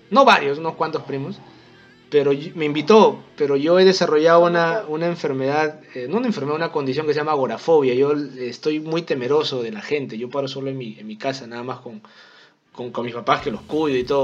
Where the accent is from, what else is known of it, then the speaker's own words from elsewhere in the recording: Peru; yo soy el típico peruano cagón